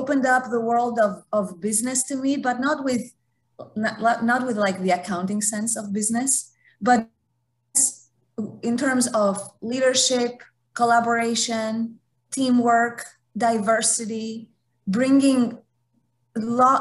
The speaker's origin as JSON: {"language": "English", "country": "Greece", "moved": "yes", "lives_now": "United States", "said": "I'm from Greece, haven't worked in Europe"}